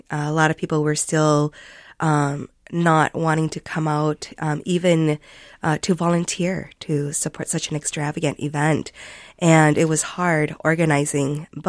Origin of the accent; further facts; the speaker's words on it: Minnesota, United States; I was raised in Minnesota. My parents resettled here when I was about 3 months old. And so I pretty much grew up in Minnesota